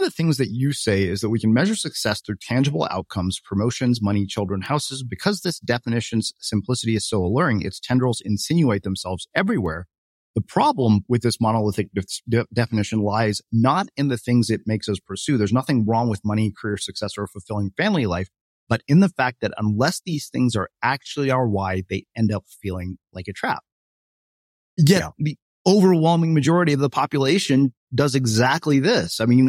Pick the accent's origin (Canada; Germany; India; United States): India; I'm Indian, so probably more than I want to.